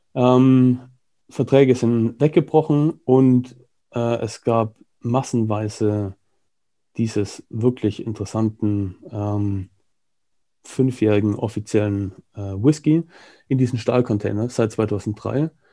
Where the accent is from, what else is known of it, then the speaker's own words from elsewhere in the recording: Germany; moved away as an adult; also born or lived in United Kingdom / Hong Kong / Singapore / Australia; now in Barcelona, Spain; ich bin äh, halber Brite, halber Deutscher, habe mein halbes Leben in Deutschland verbracht